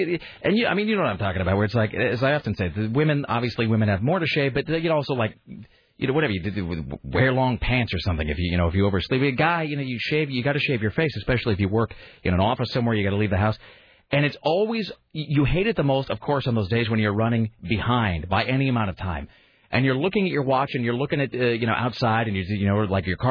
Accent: Southeast Washington, United States; I was in Southeast Washington

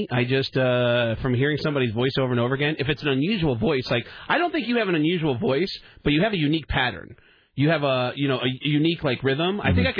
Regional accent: New York City, New York, United States; And I grew up in the Bronx. I never got an accent from the Bronx.

